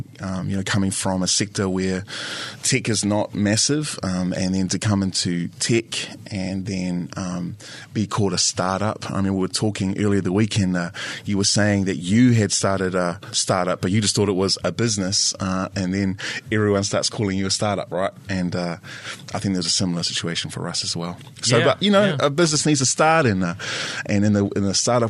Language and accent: English; Wairarapa, Wellington, New Zealand; also born or lived in Porirua; we moved to the Wairarapa, and I spent the majority of my life there. So I grew up in a predominantly Pākehā area with farms